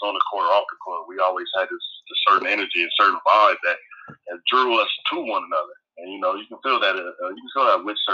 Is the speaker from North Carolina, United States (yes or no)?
no; Lima, Ohio, United States; I grew up on the south end of Lima